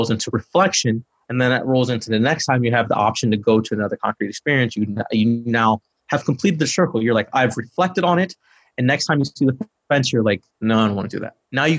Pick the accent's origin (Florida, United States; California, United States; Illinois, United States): Illinois, United States; Chicago; dude, I'm from Chicago.